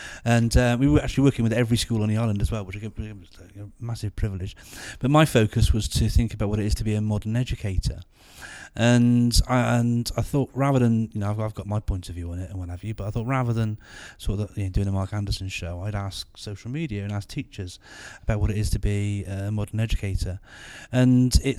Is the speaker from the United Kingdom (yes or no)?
yes; Gloucester, South West England, United Kingdom; But yeah, so I'm from Gloucester.